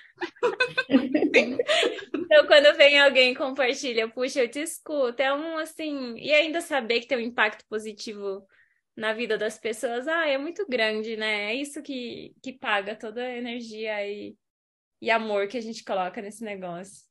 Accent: Curitiba, Paraná, Brazil; moved away; Hoje estou falando de Curitiba, minha terrinha

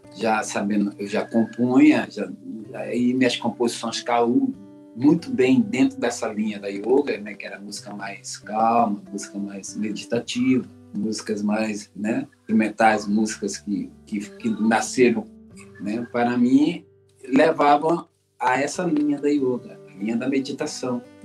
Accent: Brasília, Federal District, Brazil; also born or lived in Rio de Janeiro; Nascido no Rio, criado em Brasília

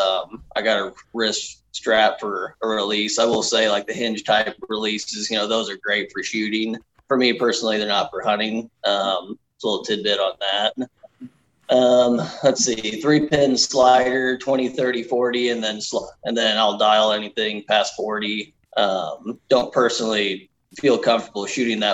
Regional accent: Bonne Terre, Missouri, United States; I was born in Bon Terre, Missouri

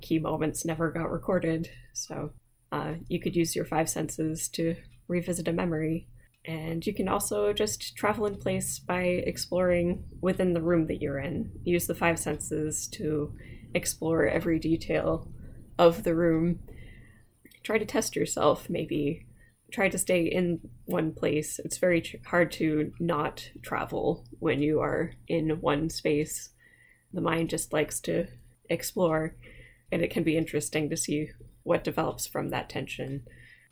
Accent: United States; accent: American; my accent is not good, not to mention it's very American

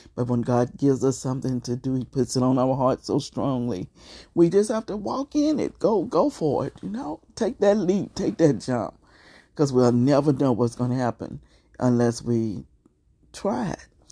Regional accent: Beaumont, Texas, United States; Beaumont, Texas, my hometown

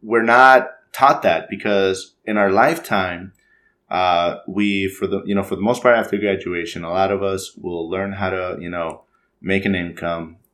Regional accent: Mexico; now in United States; we're both from Mexico.

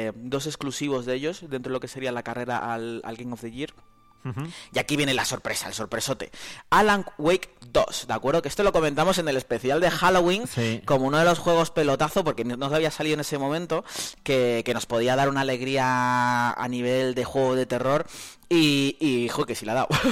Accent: Canary Islands, Spain; now in Soria, Spain; Yo como buen canario

